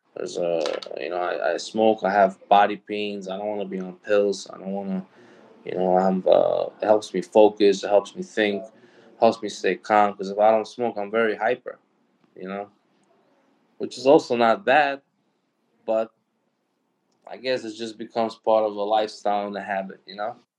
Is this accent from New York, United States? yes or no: yes; New York City, New York, United States; also born or lived in Brooklyn / Queens; I was born and raised in New York, so you know. And then my family was from Brooklyn. Then we moved out to Queens